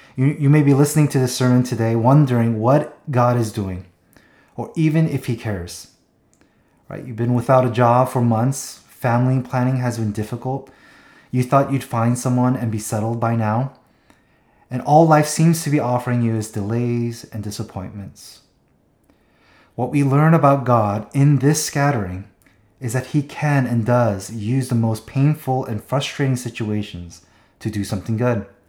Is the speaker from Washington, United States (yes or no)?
yes; Seattle, Washington, United States; moved away; also born or lived in Southern California; we went up to Seattle, my hometown